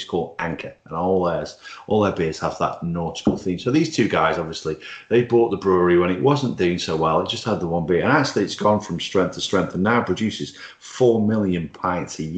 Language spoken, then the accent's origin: English; Stoke-on-Trent, West Midlands, United Kingdom; less than 1.4 miles from where I was born in Bursley